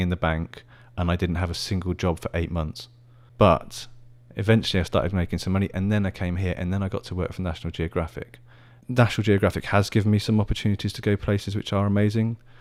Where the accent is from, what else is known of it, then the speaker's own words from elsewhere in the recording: Oxfordshire, South East England, United Kingdom; also born or lived in Middlesbrough / Birmingham; now in Taiwan; where I grew up in Oxfordshire, where there's a palace called Blenheim Palace